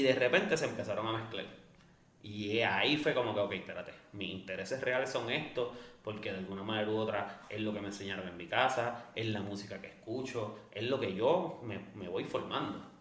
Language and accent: Spanish; Bayamón, Puerto Rico; also born or lived in Loíza / Canóvanas; Yo soy de Bayamón, Santa Juanita, cuarta sección